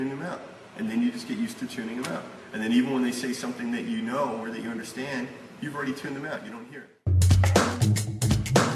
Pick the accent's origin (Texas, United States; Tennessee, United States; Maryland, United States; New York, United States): New York, United States; New York City; moved away as an adult; also born or lived in Germany; My whole life growing up in New York